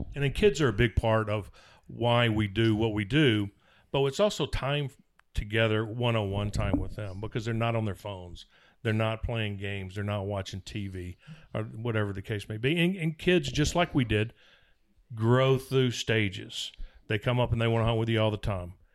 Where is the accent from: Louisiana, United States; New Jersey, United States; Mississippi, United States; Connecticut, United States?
Mississippi, United States; where I was raised in Mississippi